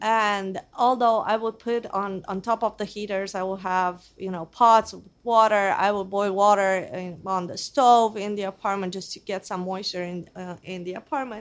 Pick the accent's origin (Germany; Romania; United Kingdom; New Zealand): Romania; Transylvania; also born or lived in Geneva, Switzerland; now in United States; I grew up in Romania, more exactly in Transylvania, which is the center part of Romania